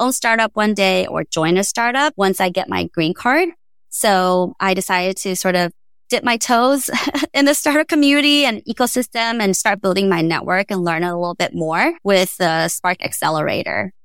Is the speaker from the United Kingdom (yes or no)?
no; Taiwan; also born or lived in Austin; now in United States; where I came from Taiwan